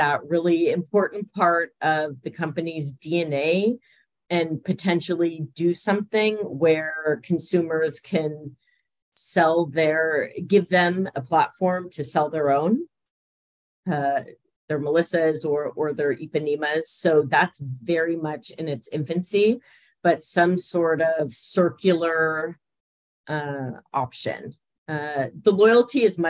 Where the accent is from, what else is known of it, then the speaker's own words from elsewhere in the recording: Los Altos, California, United States; moved away as an adult; now in Panama; growing up in California